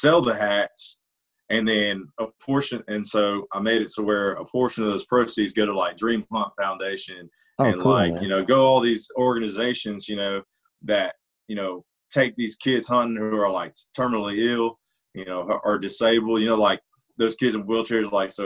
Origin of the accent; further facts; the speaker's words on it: Georgia, United States; now in Nashville, United States; the road I grew up on down in Georgia